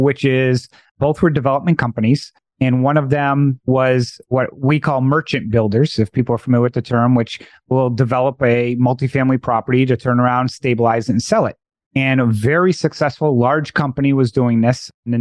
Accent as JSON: {"language": "English", "region": "Massachusetts", "country": "United States", "moved": "yes", "said": "I'm originally from Massachusetts"}